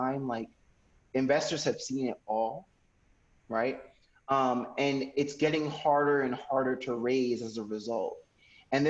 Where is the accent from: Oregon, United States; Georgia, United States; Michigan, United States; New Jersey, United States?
New Jersey, United States; Paterson; I'm an American. I was born in Paterson, New Jersey.